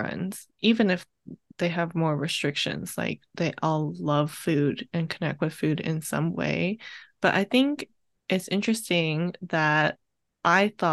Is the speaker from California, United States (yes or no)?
yes; California, United States; I'm Viet for one, and then I grew up in California